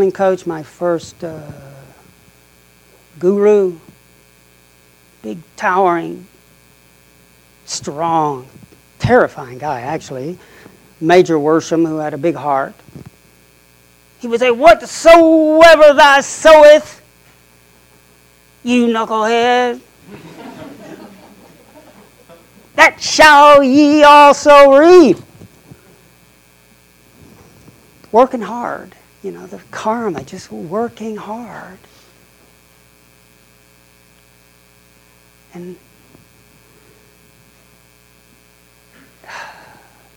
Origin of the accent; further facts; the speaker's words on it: the Bible Belt, United States; moved away as an adult; also born or lived in Oxford, England; growing up in the Bible Belt